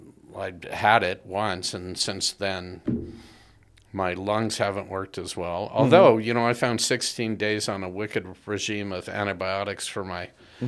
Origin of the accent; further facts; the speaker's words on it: Southern California, United States; I grew up in Southern California.